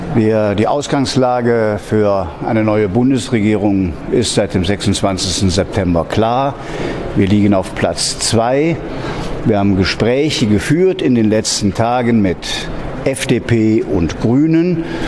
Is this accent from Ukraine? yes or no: no; Serbia; moved away as an adult; in meinem Heimatland nach all diesen Jahren, 20 Jahre Tätigkeit im Ausland